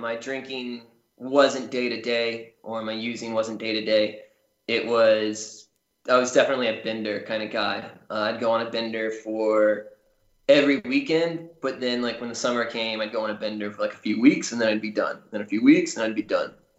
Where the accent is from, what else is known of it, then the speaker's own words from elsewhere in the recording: Charleston, South Carolina, United States; I grew up in mostly charleston south carolina